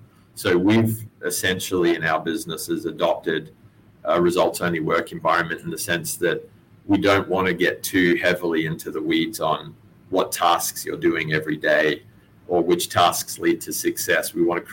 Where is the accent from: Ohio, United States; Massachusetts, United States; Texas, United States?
Texas, United States; Very deep roots. Yeah, I'm actually Texan. So you're not going to get a Texan girl to Australia for very long.